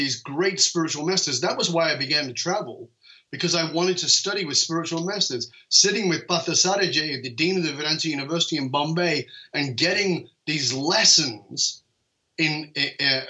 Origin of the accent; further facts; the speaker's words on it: United Kingdom; I'm British.